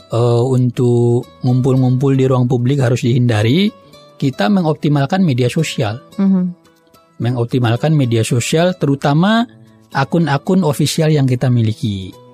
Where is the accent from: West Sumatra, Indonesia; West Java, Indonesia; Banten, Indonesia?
West Sumatra, Indonesia; Kota Nopan; Saya Kabupaten Pasaman.